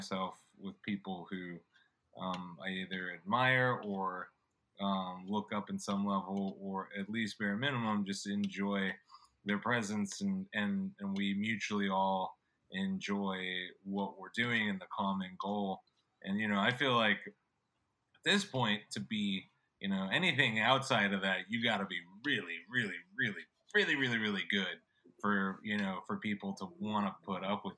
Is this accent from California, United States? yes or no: yes; San Diego, California, United States; I'm from San Diego, California, and grew up here